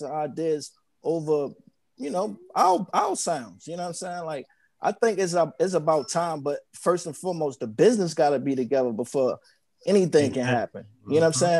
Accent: Raleigh, North Carolina, United States; moved away; I'm from Raleigh, North Carolina, born at Wake County Hospital

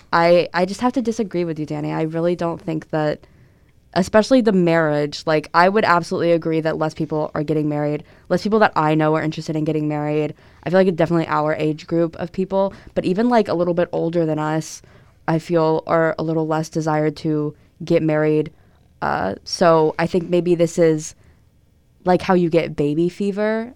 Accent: Tennessee, United States; moved away; I'm from Tennessee

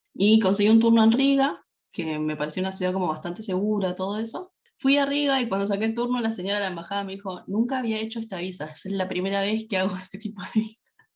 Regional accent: Tortuguitas, Buenos Aires Province, Argentina; moved away as an adult; now in Germany; soy de Buenos Aires en eh, la capital de Argentina. Pero en Argentina no vivía en la ciudad

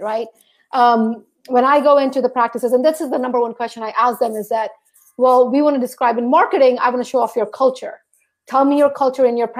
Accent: St. Thomas, U.S. Virgin Islands; moved away; I grew up in St. Thomas, which is a part of the U.S. Virgin Islands

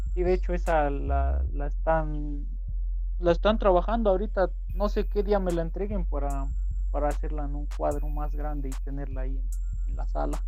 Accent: Puebla, Mexico; aquí donde soy es un pueblo pequeñito

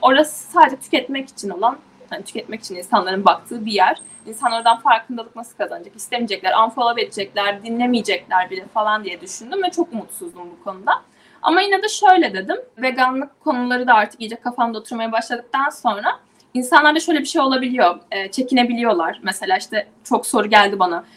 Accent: İzmir, Turkey; moved away as an adult; also born or lived in Istanbul / New York

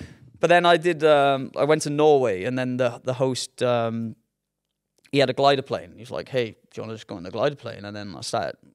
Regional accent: Newport, Wales, United Kingdom; growing up in Newport

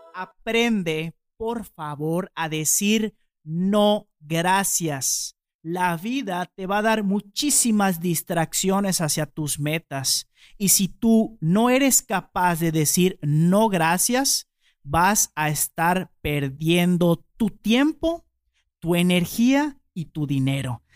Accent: Yucatán, Mexico; nosotros los yucatecos a veces dormimos en hamaca

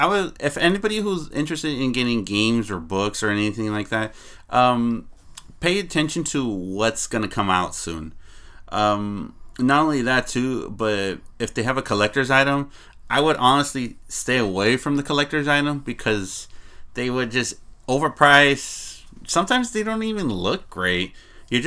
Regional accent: San Diego, California, United States; we're all from San Diego

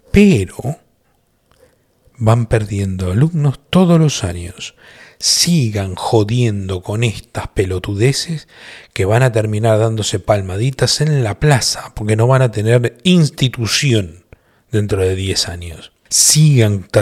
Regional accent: Colombia; Yo como colombiano no entiendo muy bien

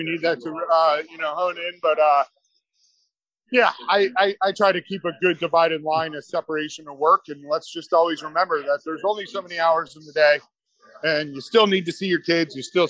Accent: East Coast, United States; Just as an FYI, I'm from the East Coast.

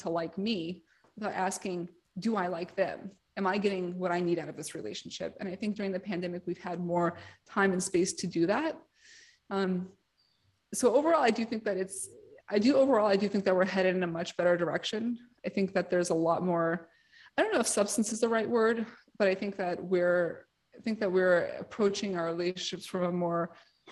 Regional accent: New York City, New York, United States; I'm from New York City

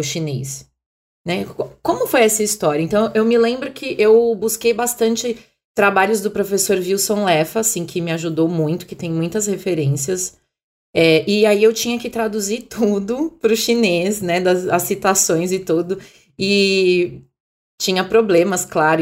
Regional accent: Brazil; also born or lived in Ipiranga, São Paulo; pra nós brasileiros

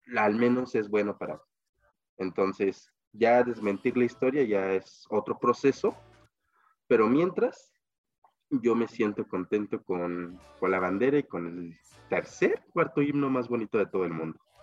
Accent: Mexico; mi país

